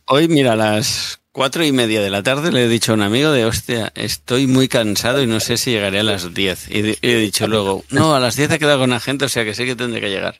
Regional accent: Catalonia, Spain; Yo soy catalán y a mí me han educado en Cataluña

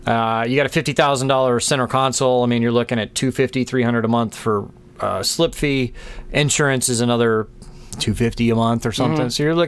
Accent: Texas, United States; moved away; I'm from Texas

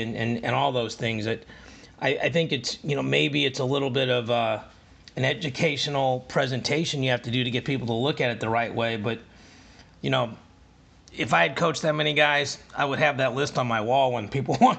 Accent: St. Louis, Missouri, United States; I'm from Missouri, you know, St. Louis

